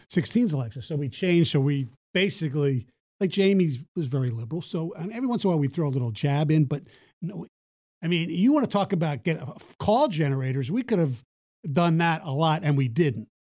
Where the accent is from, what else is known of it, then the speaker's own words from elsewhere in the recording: East Coast, United States; now in Detroit, United States; I grew up on the East Coast